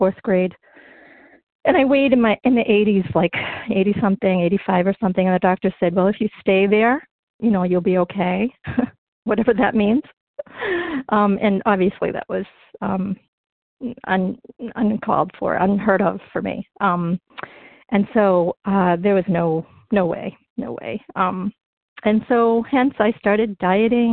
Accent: North Shore of Massachusetts, United States; now in Berkshires, United States; I grew up in the North Shore of Massachusetts

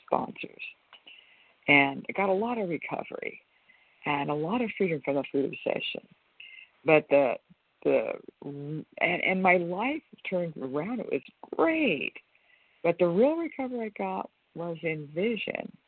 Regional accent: California, United States; I'm from California

